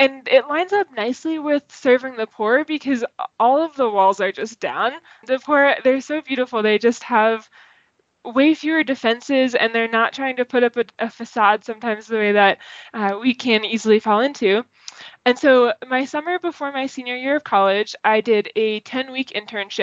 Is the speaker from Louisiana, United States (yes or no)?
no; Boston, Massachusetts, United States; moved away as an adult; also born or lived in Fairfax, Virginia / College Park, Maryland; now in Denver, United States; I'm from Boston, and so it was so far away to move all the way down towards DC